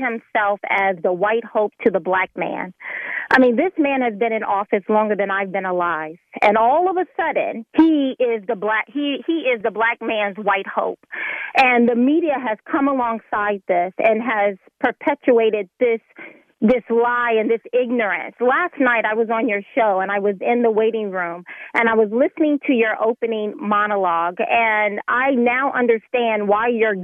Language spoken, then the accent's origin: English; deep south of Alabama, United States; now in Pennsylvania, United States; very deep south of Alabama